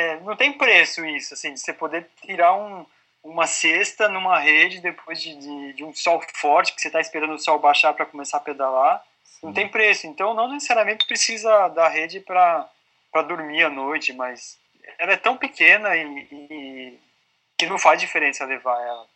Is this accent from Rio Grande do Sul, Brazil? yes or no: no; São Paulo, Brazil; Não, eu sou paulista